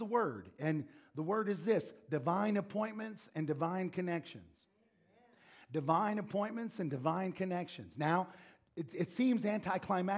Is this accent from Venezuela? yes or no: no; Defiance, Ohio, United States; moved away; Believers Church International in Defiance, Ohio, which is my hometown.